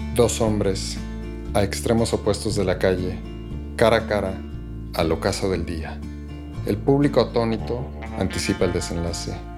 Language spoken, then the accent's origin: Spanish; Mexico